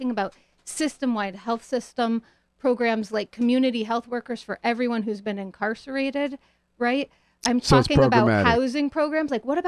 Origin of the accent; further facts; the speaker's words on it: New Haven, Connecticut, United States; also born or lived in Boston; I grew up in New Haven, partly. And then in Boston.